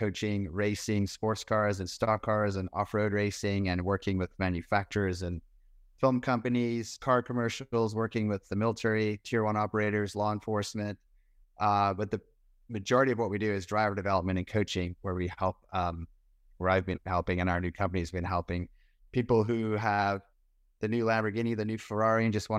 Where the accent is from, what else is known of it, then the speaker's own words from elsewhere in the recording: South Africa; born there; I was born in South Africa. My father raced cars in England. My mother and father are both British, so I was born in South Africa.